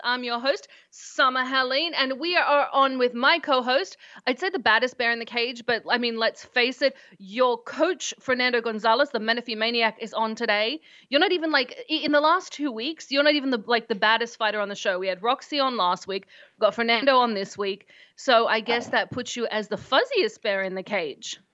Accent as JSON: {"language": "English", "country": "Australia", "moved": "yes", "lives_now": "United States", "said": "I'm Australian"}